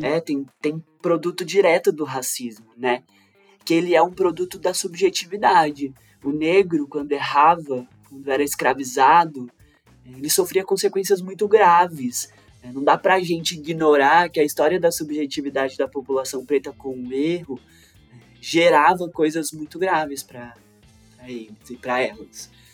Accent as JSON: {"language": "Portuguese", "town": "Três Corações", "region": "Minas Gerais", "country": "Brazil", "tie": "born or raised there", "said": "Eu nasci numa favela em Minas Gerais, em Três Corações"}